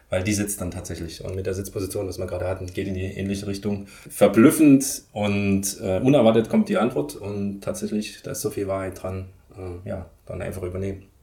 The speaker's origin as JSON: {"language": "German", "town": "Leipzig", "region": "Saxony", "country": "Germany", "tie": "born or raised there", "said": "Ich wohne in Leipzig und das ist so ein bisschen meine Heimat, wo ich auch groß geworden bin, wo die bewegte Schule zu mir gekommen ist, äh, wo ich dann aufgewachsen bin praktisch."}